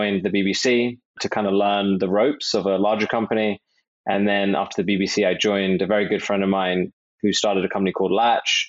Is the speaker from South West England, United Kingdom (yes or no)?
no; London, United Kingdom; I hail from London, England